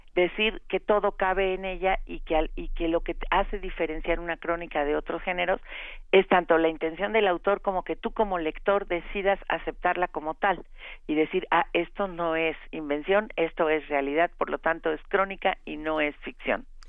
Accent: Mexico

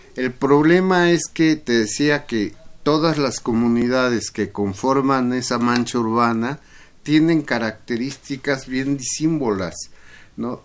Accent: Mexico City, Mexico; allá en mi pueblo, en Iztapalapa

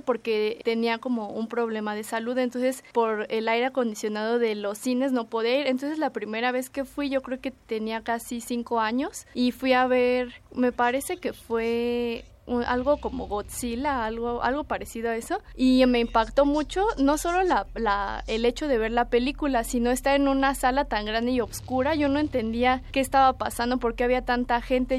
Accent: Mexico City, Mexico; Nací aquí en el DF

